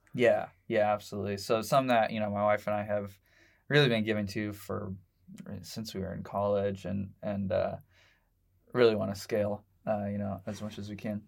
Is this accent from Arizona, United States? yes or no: no; Indianapolis, Indiana, United States; I grew up, uh, for vast majority of my life in, uh, Southport